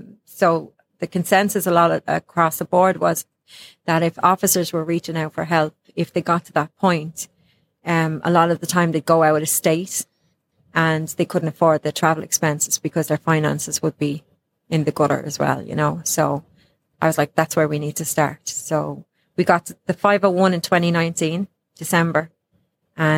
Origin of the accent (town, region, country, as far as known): Ireland; now in United States